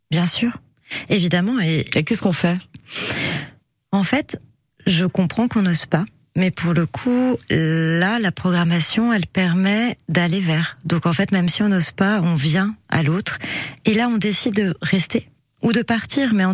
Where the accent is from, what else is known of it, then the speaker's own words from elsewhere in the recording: Nantes, Pays de la Loire, France; moved away; moi je suis nantaise et du coup, euh, bah, je crée un pont aussi avec un bras, euh, avec euh, voilà mon histoire, ma famille qui est restée là-bas.